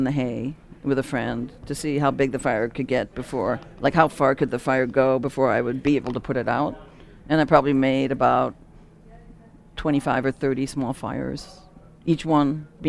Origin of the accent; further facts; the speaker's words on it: Rochester, New York, United States; when I was growing up in Rochester.